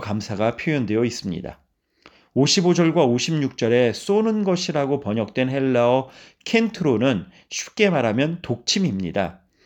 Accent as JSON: {"language": "Korean", "country": "South Korea"}